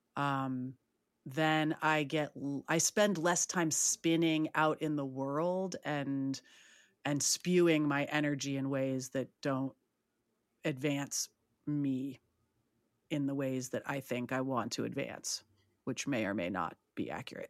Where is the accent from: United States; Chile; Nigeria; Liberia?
United States; San Francisco, California; I'm from San Francisco